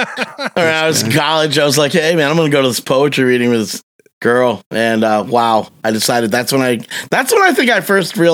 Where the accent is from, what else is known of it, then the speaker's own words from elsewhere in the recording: Michigan, United States; I'm from Michigan and we have a lot of Faygo here